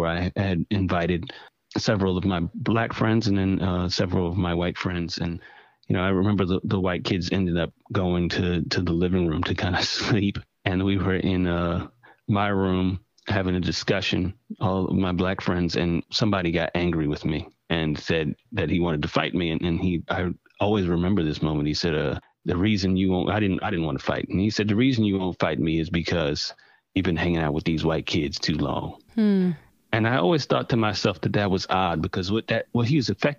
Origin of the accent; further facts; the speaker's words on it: Durham, North Carolina, United States; I grew up in the most left-leaning city in North Carolina, which is Durham, North Carolina.